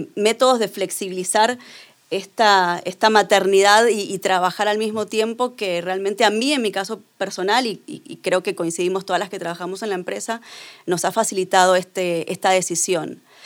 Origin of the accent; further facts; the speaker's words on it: Argentina; yo soy argentina